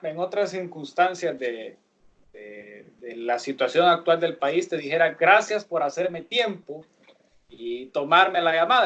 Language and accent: Spanish; Sonsonate, El Salvador; moved away; also born or lived in San Salvador; yo soy de Sonsonate